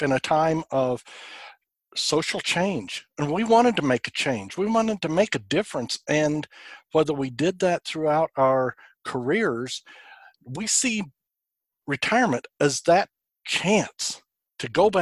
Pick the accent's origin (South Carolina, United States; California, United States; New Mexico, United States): New Mexico, United States; now in Woodstock, Georgia, United States; my home state of New Mexico